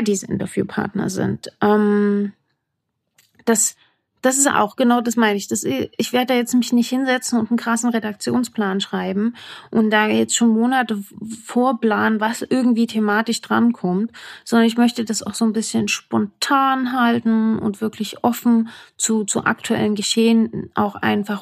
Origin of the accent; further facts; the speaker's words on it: Saalfeld, Thuringia, Germany; accent: Saalfeld dialect; moved away as an adult; now in Berlin, Germany; ursprünglich komme ich aus Thüringen, dem grünen Herzen Deutschlands. Um genau zu sein, aus Saalfeld